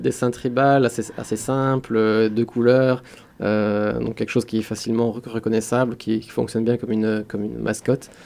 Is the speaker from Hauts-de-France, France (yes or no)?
no; Metz, Grand Est, France; j'ai grandi à Metz